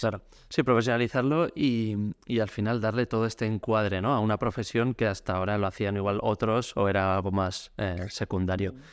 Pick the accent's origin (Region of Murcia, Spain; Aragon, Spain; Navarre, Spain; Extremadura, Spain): Navarre, Spain; Pamplona; soy de Pamplona, en Navarra